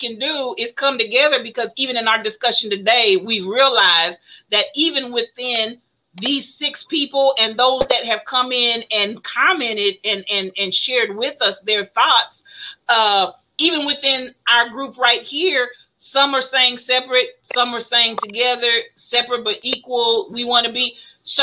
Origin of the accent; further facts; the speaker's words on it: United States; I'm American.